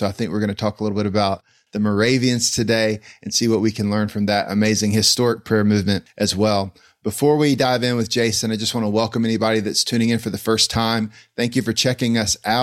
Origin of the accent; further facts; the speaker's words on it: Greenville, North Carolina, United States; my hometown, Greenville, North Carolina.